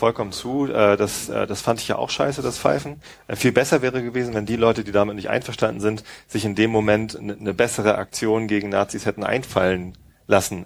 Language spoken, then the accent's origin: German; Tostedt, Lower Saxony, Germany; ich bin in Tosted aufgewachsen